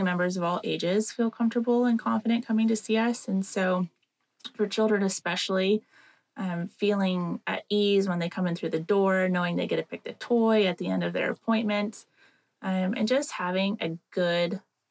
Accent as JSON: {"language": "English", "town": "Reno", "region": "Nevada", "country": "United States", "tie": "born or raised there", "said": "I am born and raised in Reno, Nevada."}